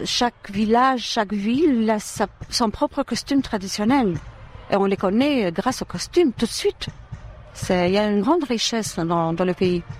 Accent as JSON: {"language": "French", "town": "Durrës", "region": "Durrës County", "country": "Albania", "tie": "born or raised there", "moved": "yes", "said": "je suis née à Douros, dans ville euh, centrale, dans une ville centrale de l'Albanie"}